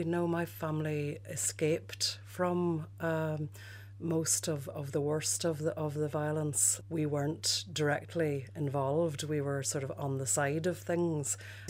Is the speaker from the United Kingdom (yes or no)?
yes; Derry, Northern Ireland, United Kingdom; Well, I fitted in with Derry. I didn't really fit in with Londonderry, which is where I was ostensibly born.